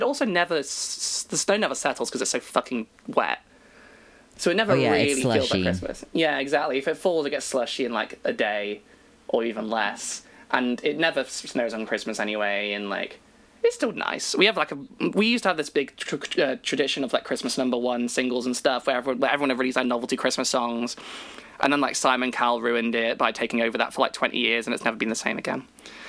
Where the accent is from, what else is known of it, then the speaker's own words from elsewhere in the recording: England, United Kingdom; I'm English. I know fucking nothing. I accept that.